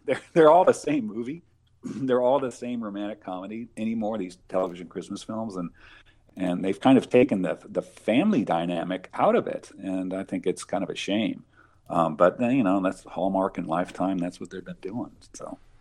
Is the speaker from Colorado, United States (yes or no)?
yes; Colorado, United States; I grew up in Colorado